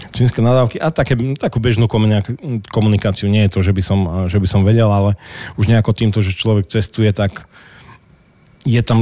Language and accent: Slovak; Krásno nad Kysucou, Žilina Region, Slovakia; keď som povedal, že, že vlastne u nás je 5000 e, e, ľudí v meste, v meste už krásne, takže, takže to bolo jedno sídlisko vlastne.